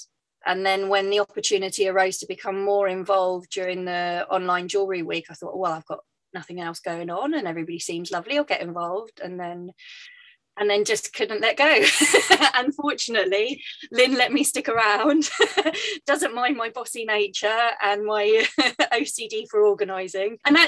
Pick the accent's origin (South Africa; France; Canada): France; moved away as an adult; now in United Kingdom; But I grew up in France and moved back to the UK when I was 18 to study performance and theatre, and moved swiftly into more kind of costume design.